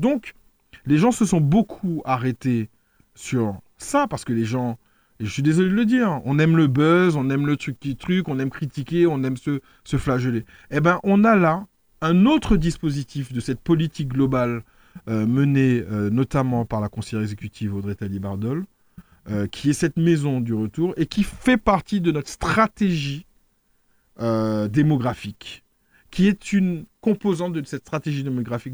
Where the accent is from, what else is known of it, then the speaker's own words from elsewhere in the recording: France; moved away as an adult; now in Martinique; je suis né en France. Donc j'ai appris à parler créole très tard